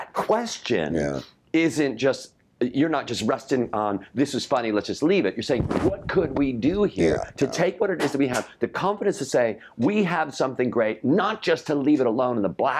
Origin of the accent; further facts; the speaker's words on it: Chicago, Illinois, United States; Yes, I grew up in Chicago